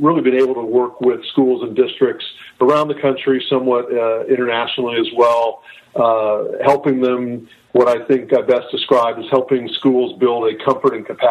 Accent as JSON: {"language": "English", "region": "Northern California", "country": "United States", "tie": "born or raised there", "also_born_or_lived": "San Diego", "said": "I grew up in Northern California, went to public schools"}